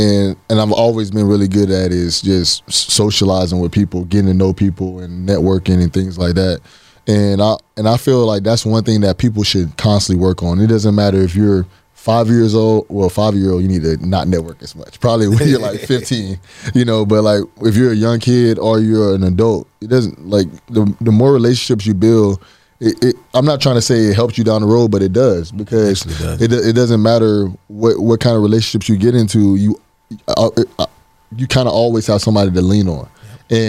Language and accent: English; Fort Lauderdale, Florida, United States; In January, I came from Fort Lauderdale, Florida. It was 75 degrees when I got there, I mean, when I left.